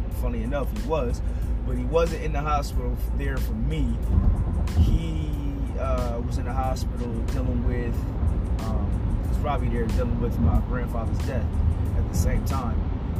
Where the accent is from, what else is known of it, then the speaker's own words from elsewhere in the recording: New Jersey, United States; So I was born in Jersey, and my journey started in the PJs.